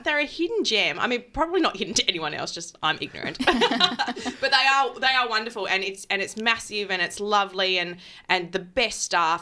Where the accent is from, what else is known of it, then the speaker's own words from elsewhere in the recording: Adelaide, South Australia, Australia; moved away; I'm from Adelaide